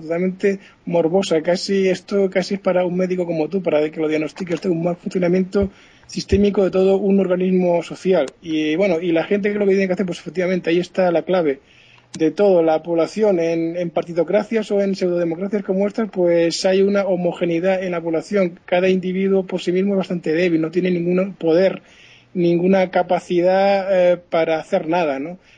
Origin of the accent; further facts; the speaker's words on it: Spain; somos latinos, españoles, tanto franceses como españoles